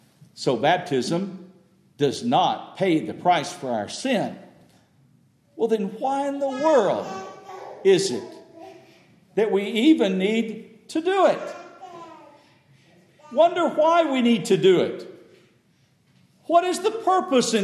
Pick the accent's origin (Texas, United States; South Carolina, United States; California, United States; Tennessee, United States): Texas, United States; West; I grew up with in West Texas